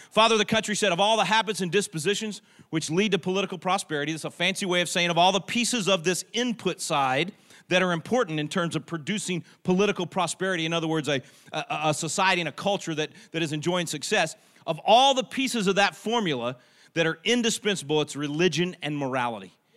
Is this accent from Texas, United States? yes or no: yes; Texas, United States; I'm a Texan. We Texans